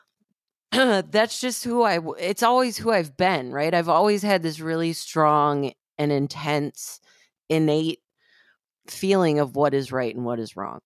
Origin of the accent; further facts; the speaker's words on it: Flint, Michigan, United States; I grew up in Flint, Michigan